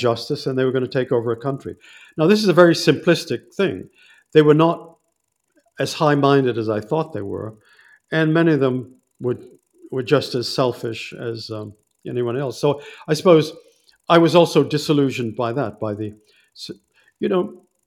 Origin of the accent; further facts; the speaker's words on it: United States; also born or lived in Malawi; as an American